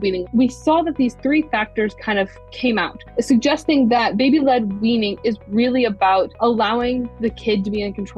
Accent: Ohio, United States; I grew up in Ohio, born and raised

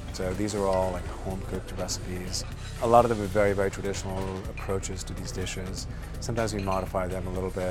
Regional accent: Mumbai, Maharashtra, India; now in San Francisco, United States; I grew up in Bombay, but there are about a million South Indians who live in Bombay.

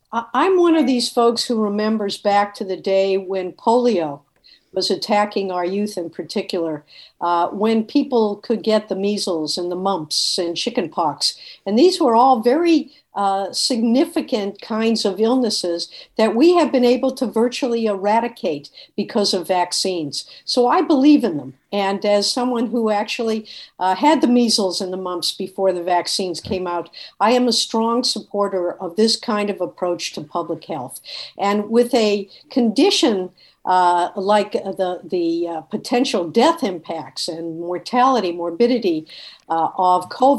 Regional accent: Boston, Massachusetts, United States; Well, you know, I came from a family that had immigrated from Eastern Europe one or two generat

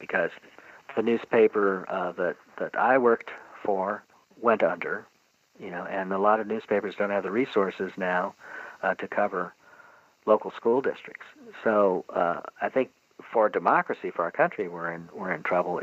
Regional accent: St. Louis, Missouri, United States; where I grew up in St. Louis

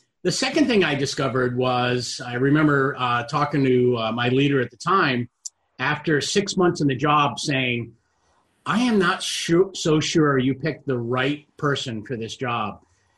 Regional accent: Boston, Massachusetts, United States; I was candidly on the couch. I'm from Boston, and I was watching the Boston Bruins play

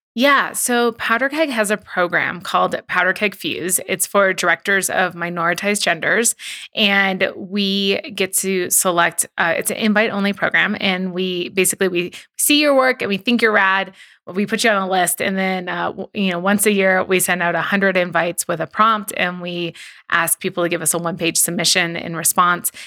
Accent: Southern California, United States; I'm from Southern California

